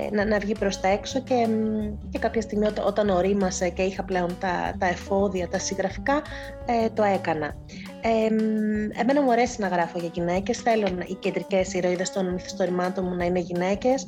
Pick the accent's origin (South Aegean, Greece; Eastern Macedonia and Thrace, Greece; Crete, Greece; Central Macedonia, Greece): Eastern Macedonia and Thrace, Greece; πολύ βιωματική και αυτή είναι, είναι, είναι ο τόπο μου. Είπα και πολλέ φορέ ότι, ήθελα να